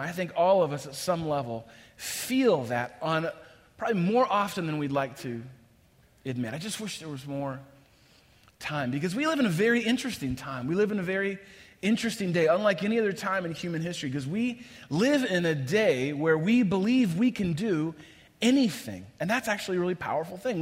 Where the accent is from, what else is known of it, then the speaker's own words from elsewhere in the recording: across the bay from San Francisco, Northern California, United States; moved away as an adult; now in Chicago, United States; I grew up in Northern California. First half of my life, I spent just across the bay of San Francisco